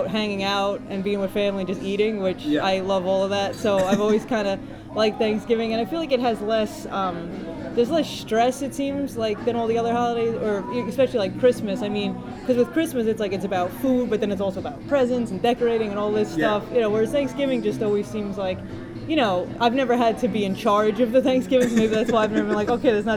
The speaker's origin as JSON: {"language": "English", "region": "upstate New York", "country": "United States", "tie": "born or raised there", "also_born_or_lived": "Lynbrook, Long Island, New York", "accent": "New York", "said": "I'm from Long Island, and I lived on Long Island until I was 9 years old, so I was pretty young when we moved upstate, but I never lost the accent"}